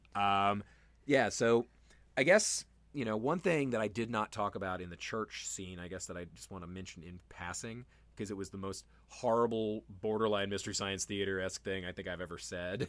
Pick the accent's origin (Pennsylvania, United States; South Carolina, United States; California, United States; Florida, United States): South Carolina, United States; Charleston; I grew up in Charleston